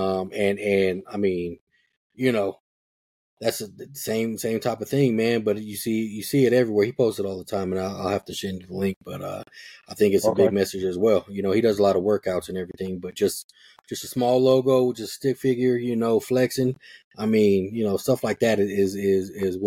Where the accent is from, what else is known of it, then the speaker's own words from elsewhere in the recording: Denver, Colorado, United States; I grew up in Park Hill